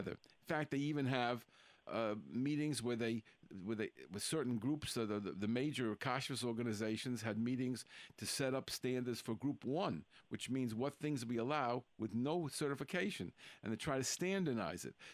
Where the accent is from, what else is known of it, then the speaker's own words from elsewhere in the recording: Cleveland, Ohio, United States; also born or lived in New York / Israel; now in Denver, United States; originally, I'm from Cleveland, Ohio.